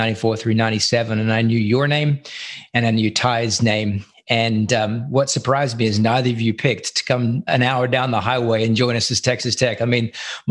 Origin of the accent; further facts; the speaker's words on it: country Victoria, Australia; now in United States; I'm clearly not from America, but I do call America home now. I've been here more than half my life, but certainly growing up in Australia, particularly where my family was from, country Victoria